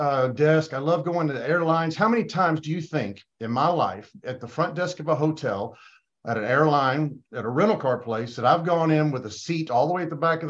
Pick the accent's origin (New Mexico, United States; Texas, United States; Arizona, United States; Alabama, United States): Alabama, United States; also born or lived in Georgia; I grew up in Alabama